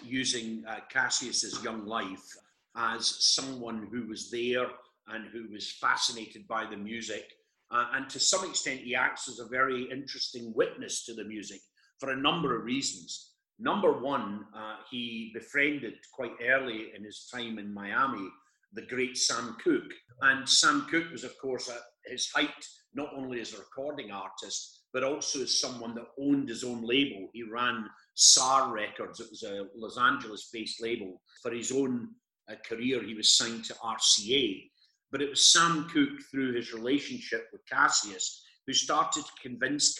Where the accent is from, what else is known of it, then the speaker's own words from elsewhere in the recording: Scotland, United Kingdom; as a young boy growing up in Scotland